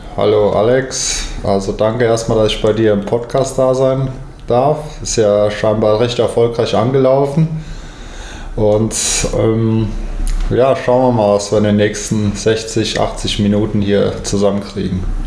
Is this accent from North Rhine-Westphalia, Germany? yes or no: no; Frankfurt, Hesse, Germany; in Frankfurt, was ja mehr oder weniger meine Heimatstadt ist